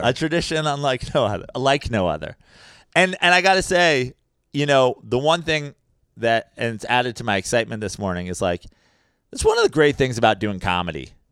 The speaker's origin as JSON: {"language": "English", "region": "New York", "country": "United States", "said": "as a New Yorker"}